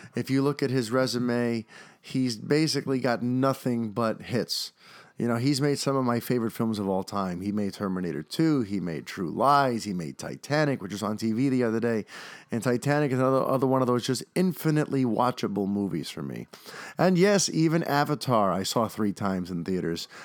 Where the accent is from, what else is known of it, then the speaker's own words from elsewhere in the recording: New York, United States; an actor growing up in New York